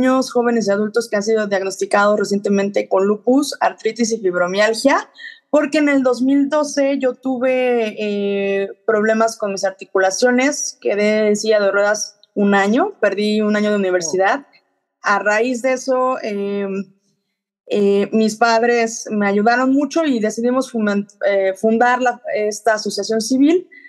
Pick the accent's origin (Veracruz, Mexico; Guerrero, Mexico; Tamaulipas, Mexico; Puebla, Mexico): Puebla, Mexico; born there; also born or lived in Playa del Carmen / Cozumel / Mexico City; yo nací en Puebla eh, a través de diferentes etapas de mi vida por los trabajos de mis padres. Me he mudado y he estado en diferentes ciudades, incluyendo Playa del Carmen, Cozumel, eh, también Ciudad de México.